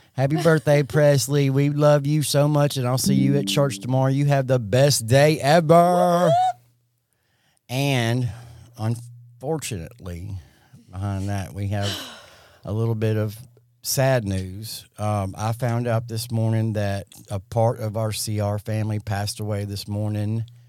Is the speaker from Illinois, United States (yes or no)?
no; Jackson, Mississippi, United States; I'm forty-seven, and I grew up in South Jackson.